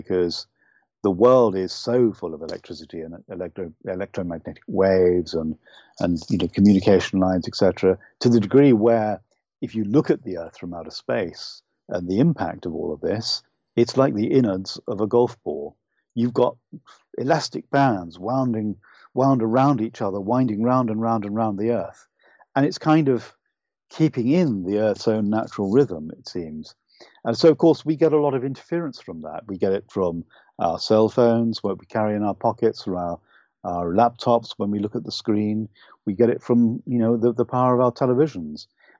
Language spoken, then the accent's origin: English; United Kingdom; accent: UK accent; I'm Irish, but I don't have the beautiful, lyrical Irish accent. I really wish I did, but it would be false of me to try and copy it. I was brought up largely in the UK, so I speak with a UK accent.